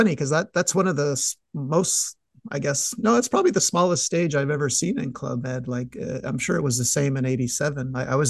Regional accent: Montreal, Quebec, Canada; I'm from Montreal

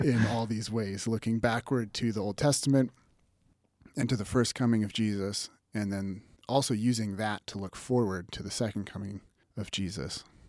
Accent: North Battleford, Saskatchewan, Canada; moved away as an adult; also born or lived in Revelstoke, British Columbia / Calgary, Alberta / Pittsburgh; now in Lethbridge, Canada; I was born in Revelstoke, B C, and grew up mostly in Saskatchewan, in North Battleford

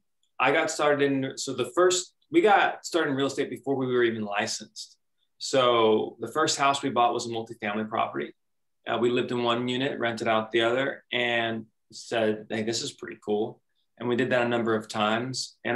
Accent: California, United States; we're from California.

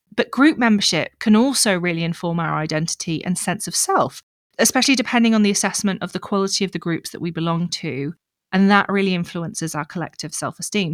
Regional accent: United Kingdom; moved away as an adult; now in South Africa; I'm British, I'm middle class.

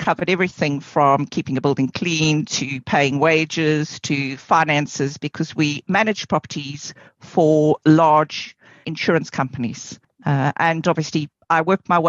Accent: South Africa; moved away; I come from South Africa originally

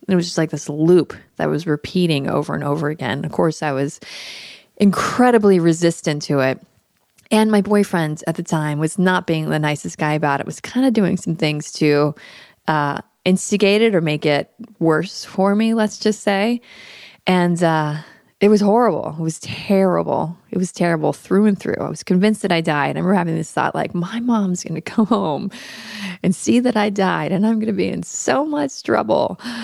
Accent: Daytona Beach, Florida, United States; also born or lived in Tampa, Florida; I'm actually Florida born and raised. I was born in Tampa and grew up in Daytona Beach in the eighties and nineties

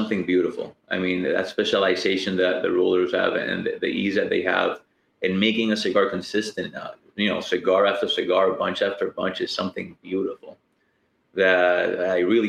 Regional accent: Dominican Republic; I'm from Dominican Republic

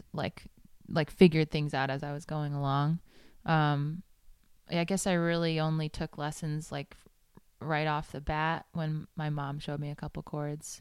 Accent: New York City, New York, United States; moved away as an adult; also born or lived in Manhattan / Huntington, Long Island; now in Nashville, United States; I was born in Manhattan and grew up in, uh, Queens

